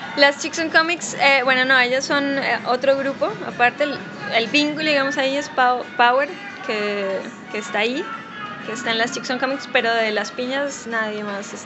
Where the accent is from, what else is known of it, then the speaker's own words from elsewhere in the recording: Pasto, Nariño, Colombia; moved away as an adult; also born or lived in Cali / Bogotá; now in Buenos Aires, Argentina; yo soy colombiana, nací en Pasto, y en Cali, Bogotá, y ahora vivo en Buenos Aires